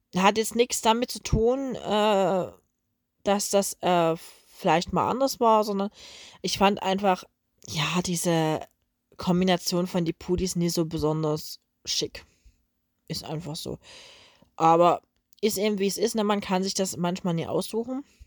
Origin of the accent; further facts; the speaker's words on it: Coswig, Germany; bei uns in Coswig